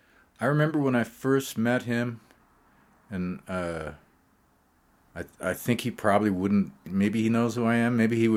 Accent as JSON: {"language": "English", "town": "Great Falls", "region": "Montana", "country": "United States", "tie": "born or raised there", "said": "I was saying earlier about growing up in Great Falls. I didn't know anything about what was going on in New York City."}